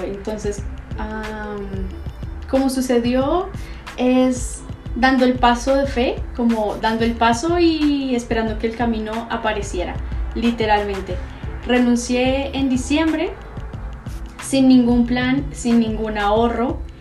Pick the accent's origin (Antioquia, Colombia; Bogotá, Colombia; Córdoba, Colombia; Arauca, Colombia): Bogotá, Colombia; moved away as an adult; also born or lived in Santiago, Chile; now in Guadalajara, Mexico; soy de Bogotá, Colombia